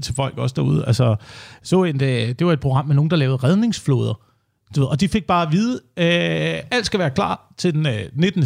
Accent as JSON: {"language": "Danish", "town": "Slagelse", "region": "Zealand", "country": "Denmark", "said": "Altså, jeg kommer fra Slagelse også, eller uden for Slagelse, hvor man øh, bor på landet"}